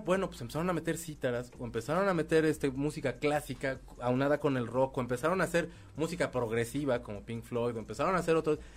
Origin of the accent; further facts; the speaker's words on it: Mexico; como mexicanos o como latinos